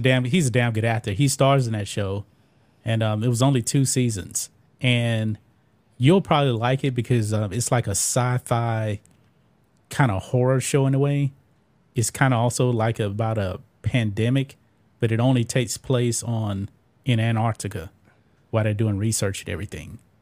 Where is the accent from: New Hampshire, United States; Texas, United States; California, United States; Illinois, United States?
Texas, United States; I grew up here in the South, in Texas